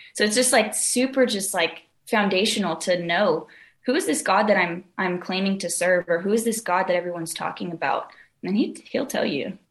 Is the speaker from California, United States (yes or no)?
yes; Southern California, United States; I'm from Southern California. Grew up here.